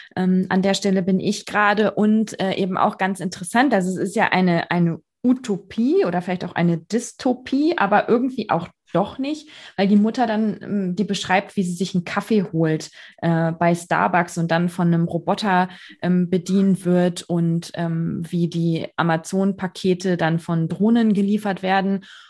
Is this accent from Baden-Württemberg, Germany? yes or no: no; Bavaria, Germany; bei uns in Bayern